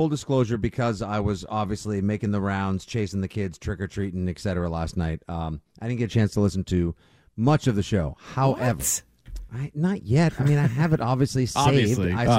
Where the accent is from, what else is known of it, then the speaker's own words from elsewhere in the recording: Braintree, Massachusetts, United States; my hometown.